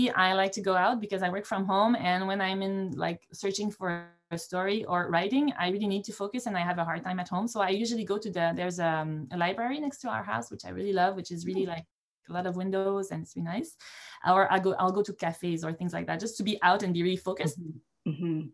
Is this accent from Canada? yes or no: yes; Montreal, Quebec, Canada; I was born and grew up in Montreal in the city